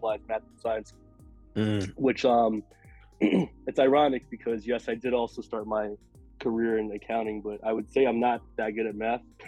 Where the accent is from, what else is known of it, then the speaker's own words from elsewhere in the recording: New York City, New York, United States; I'm from New York, born and raised in Queens.